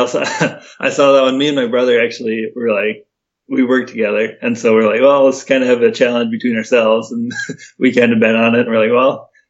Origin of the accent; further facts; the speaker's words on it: Mitchell, South Dakota, United States; also born or lived in Sioux Falls, South Dakota; I'm from the great city of Mitchell, South Dakota. I pretty much grew up here my whole life, went to school in Sioux Falls, South Dakota. Now I'm back in Mitchell.